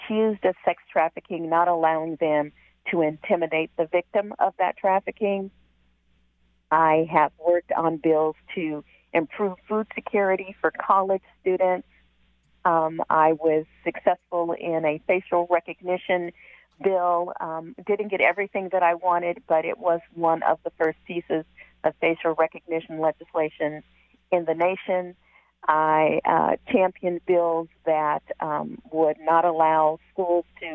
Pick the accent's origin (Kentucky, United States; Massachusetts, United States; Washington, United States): Washington, United States; Seattle; also born or lived in Kent, Washington; I am born and raised in Seattle. I now live on the East Hill of Kent